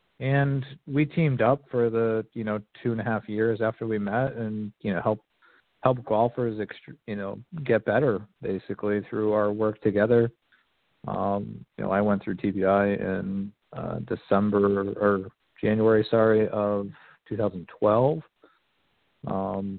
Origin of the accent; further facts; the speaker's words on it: Connecticut, United States; I'm from Connecticut originally. You know, I really haven't lived in the area for very long, for almost 20 years.